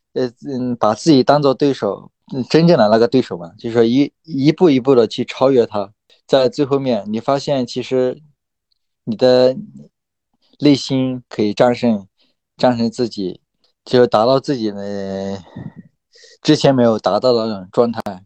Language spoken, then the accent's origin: Chinese; Lijiang, Yunnan, China; 来我老家丽江一起训